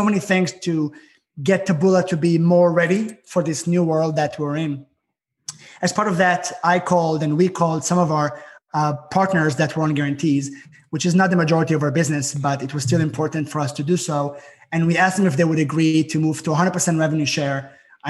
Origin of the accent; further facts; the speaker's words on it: Israel; moved away; There's a lot of snow here, and I'm from Israel.